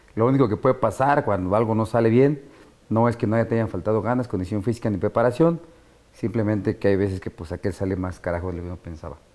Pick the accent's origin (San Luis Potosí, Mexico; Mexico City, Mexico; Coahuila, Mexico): Mexico City, Mexico; este Infonavit Iztacalco donde yo nací, de donde salí